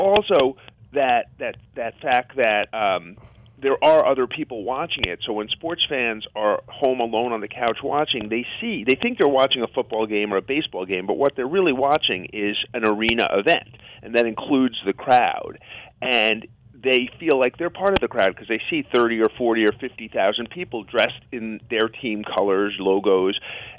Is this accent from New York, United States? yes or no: yes; New York City, New York, United States; I grew up in Queens in New York